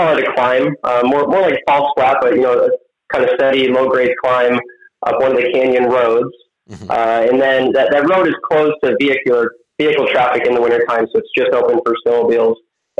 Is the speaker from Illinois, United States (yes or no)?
yes; Lockport, Illinois, United States; moved away as an adult; also born or lived in Colorado / South Dakota; I grew up in Chicagoland area, town of Lockport, Illinois, about 40 minutes southwest of Chicago, right next to Joliet, Illinois. So grew up there, was in Illinois all the way through high school